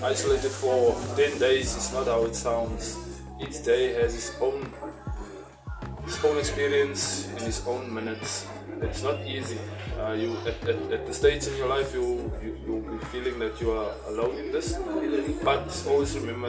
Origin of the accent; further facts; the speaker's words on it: South Africa; I'm from South Africa